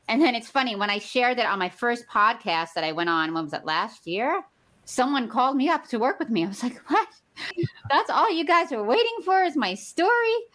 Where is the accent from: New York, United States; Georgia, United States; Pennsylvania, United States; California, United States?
New York, United States; New York City; I was born in Brooklyn, New York. Uh, my grandmother raised us